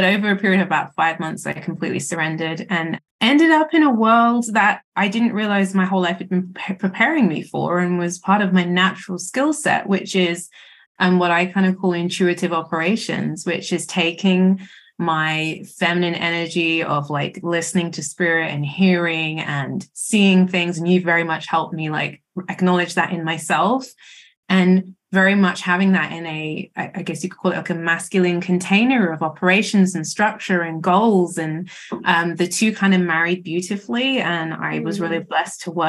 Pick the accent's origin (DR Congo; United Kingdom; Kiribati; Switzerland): United Kingdom; as you can probably hear from my accent, I'm from the UK